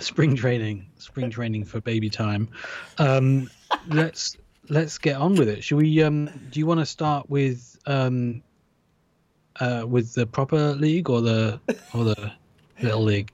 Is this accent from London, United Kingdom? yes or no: no; Nottingham, East Midlands, United Kingdom; I am from Nottingham in the UK